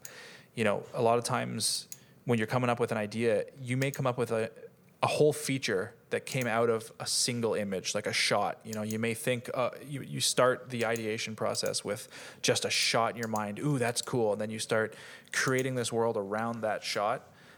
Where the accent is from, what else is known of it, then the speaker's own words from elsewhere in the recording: Canada; And I'm Canadian too, but I just really heard it.